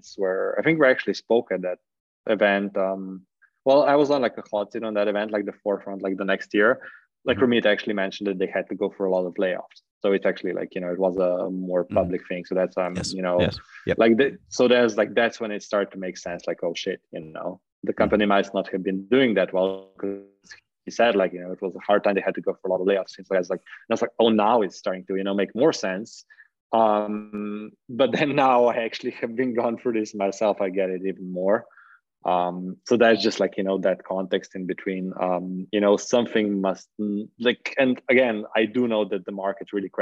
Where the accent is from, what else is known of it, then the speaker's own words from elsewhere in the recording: Slovenia; I was from Slovenia